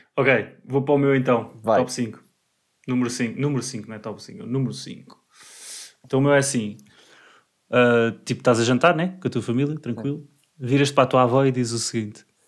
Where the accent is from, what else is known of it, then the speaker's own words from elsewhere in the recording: Portugal; como bom português que sou